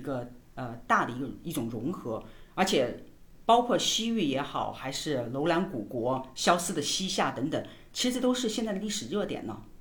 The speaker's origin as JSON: {"language": "Chinese", "town": "Changsha", "region": "Hunan", "country": "China", "said": "我们作为一个长沙人，对吧？ 我们家就住在马王堆旁边"}